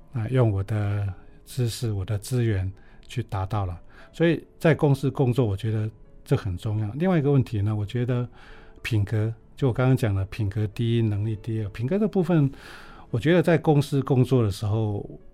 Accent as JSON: {"language": "Chinese", "country": "Taiwan", "tie": "born or raised there", "also_born_or_lived": "Taipei", "moved": "yes", "said": "我小时候在乡下"}